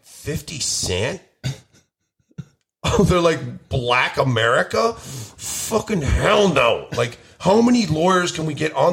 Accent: Queens, New York, United States; No, I'm from Jamaica, Queens.

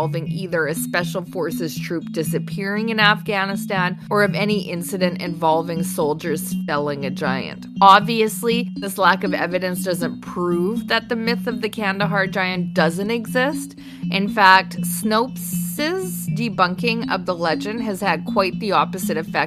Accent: Canada; we're Canadian

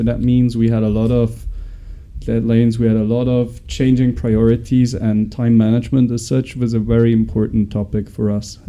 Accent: Switzerland; moved away as an adult; now in France; I was born and raised in Switzerland. I all my education in Switzerland, so I barely left the country before coming here.

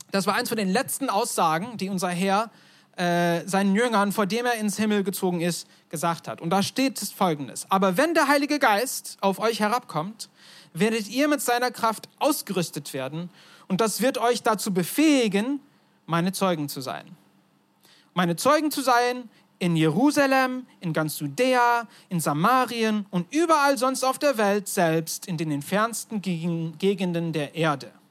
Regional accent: Turkey; Mein Vater ist Amerikaner, meine Mutter ist Deutsche, ich bin in der Türkei aufgewachsen, also ganz durcheinander.

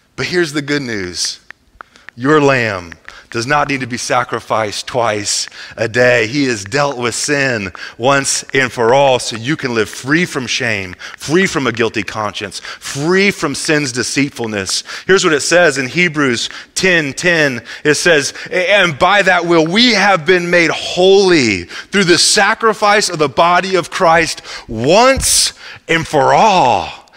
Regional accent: Midwest, United States; I'm from the Midwest

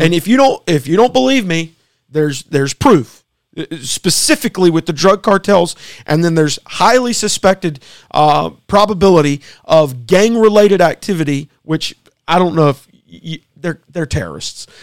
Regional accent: United States; as Americans, we are uniquely different

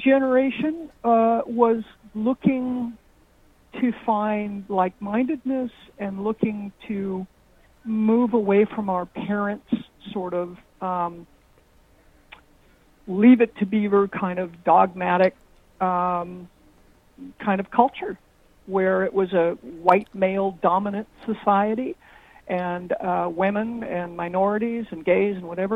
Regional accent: Los Angeles, California, United States; moved away as an adult; also born or lived in Austin; I grew up in Los Angeles in the 50s and 60s

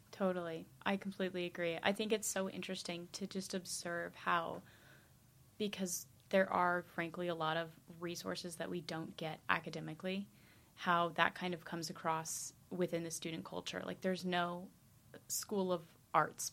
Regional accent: United States; moved away; as an American

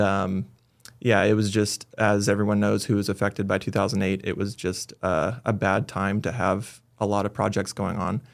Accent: Lakehead, California, United States; also born or lived in Bay Area, California; born in the Bay Area, moved up to Lakehead, actually, when we were, I was a baby

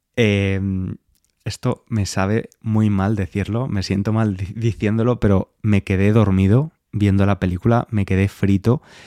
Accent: Valencia, Valencian Community, Spain; now in London, United Kingdom; Yo llegué ayer de Valencia, estuve unos días en mi ciudad

